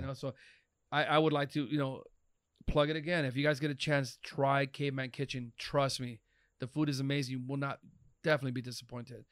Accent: Los Angeles, California, United States; born and raised in East L

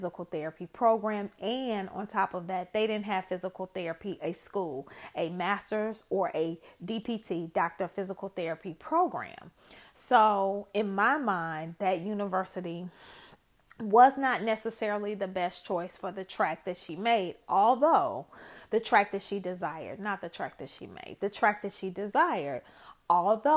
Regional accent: Chicago, Illinois, United States; I am originally from Chicago

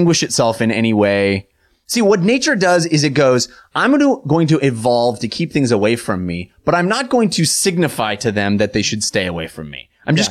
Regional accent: California, United States; Growing up in California

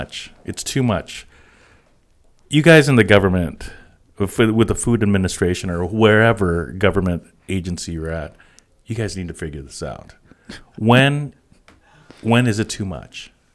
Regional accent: East Coast, United States; I remember as a kid growing up in the East Coast, and we'd call it autumn.

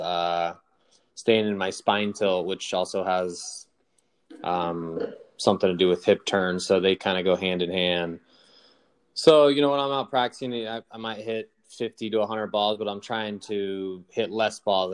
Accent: Nebraska, United States; growing up in Nebraska

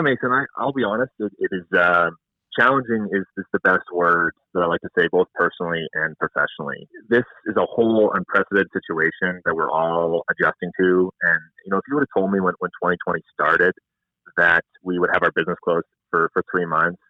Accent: Spy Hill, Saskatchewan, Canada; moved away as an adult; also born or lived in Langenburg, Saskatchewan; now in Saskatoon, Canada; Spy Hill, Saskatchewan is actually where I was born and raised.

